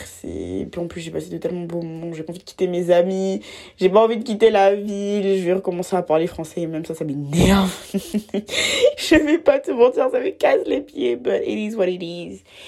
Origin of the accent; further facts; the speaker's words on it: Abidjan, Côte d’Ivoire; j'ai grandi en Côte d'Ivoire à Abidjan